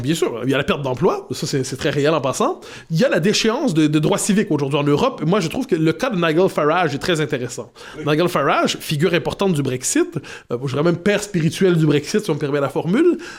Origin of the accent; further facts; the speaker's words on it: Quebec, Canada; je suis québécois